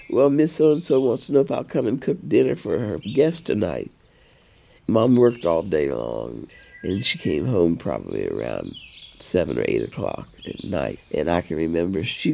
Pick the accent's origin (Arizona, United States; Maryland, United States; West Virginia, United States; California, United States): West Virginia, United States; Parkersburg; I was raised in Parkersburg, West Virginia